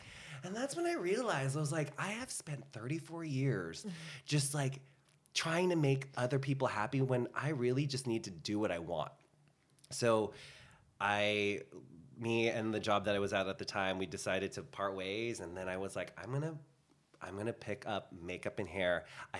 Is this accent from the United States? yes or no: no; Philippines; I'm Filipino. It just comes with the, it's just with it. We love to karaoke dance.